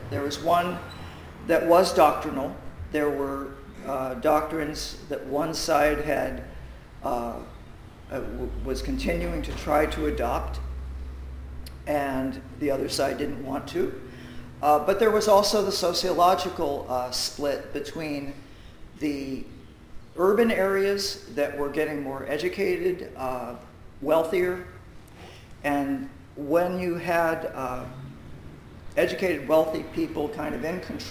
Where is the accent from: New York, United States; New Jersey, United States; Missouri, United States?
New Jersey, United States; Willingboro; also born or lived in Philadelphia; now in Atlantic County, United States; I grew up in Willingboro